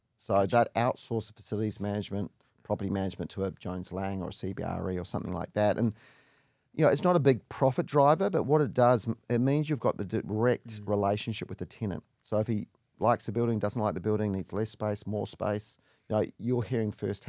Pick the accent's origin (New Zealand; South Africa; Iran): New Zealand; Auckland; So I grew up in Auckland in New Zealand, one of four parents.